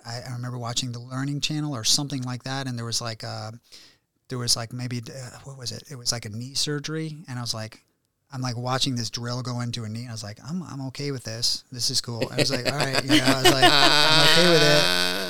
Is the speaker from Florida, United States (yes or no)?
no; Warrenton, Virginia, United States; now in Beverly Hills, United States; No, you know, so I grew up in Warrenton, Virginia.